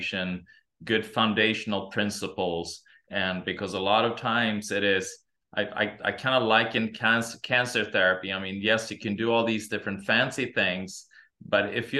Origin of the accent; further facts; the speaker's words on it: Sweden; also born or lived in Santa Monica, California; now in Meridian, United States; I'm originally from Sweden